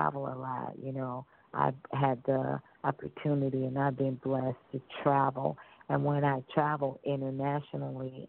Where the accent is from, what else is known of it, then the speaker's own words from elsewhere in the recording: Fort Lauderdale, Florida, United States; also born or lived in Italy; I'm originally from South Florida, Fort Lauderdale